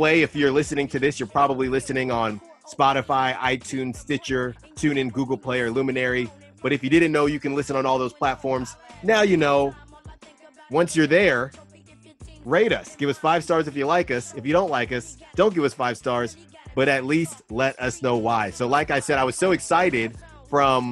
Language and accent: English; Bay Area, California, United States; we are from the Bay Area